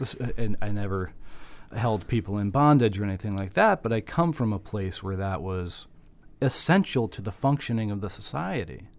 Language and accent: English; Virginia, United States